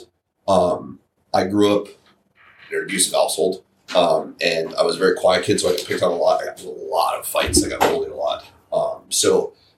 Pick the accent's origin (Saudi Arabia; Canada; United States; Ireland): United States; St. Petersburg, Florida; I'm from St. Pete